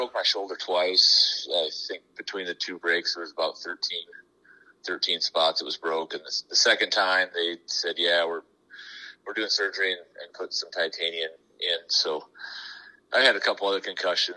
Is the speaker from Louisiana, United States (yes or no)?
no; Sioux Falls, South Dakota, United States; Born and raised in Sioux Falls